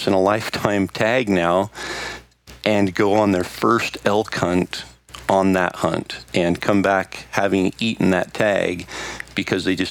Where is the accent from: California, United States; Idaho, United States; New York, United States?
Idaho, United States; my home state of Idaho.